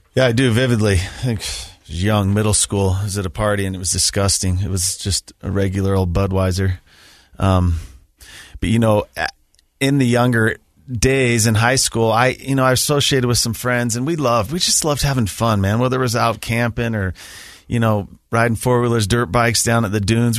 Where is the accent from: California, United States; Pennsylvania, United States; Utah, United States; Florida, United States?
Utah, United States; Sandy; also born or lived in Alpine, Utah; I grew up in the Sandy Draper area, attended Alta High School.